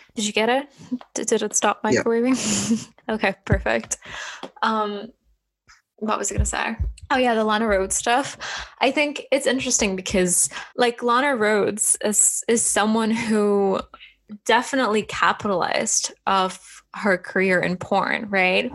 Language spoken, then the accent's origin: English; Estonia; I'm from the Baltics. I'm from Estonia